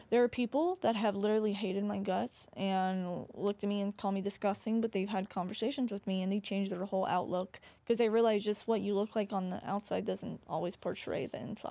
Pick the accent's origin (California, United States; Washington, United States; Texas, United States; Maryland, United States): Texas, United States; Corpus Christi; my hometown